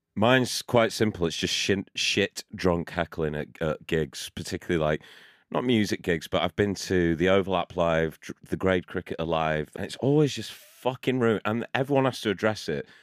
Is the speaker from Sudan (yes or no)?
no; Shrewsbury, West Midlands, United Kingdom; I grew up in Shrewsbury, which is not too far from Wales.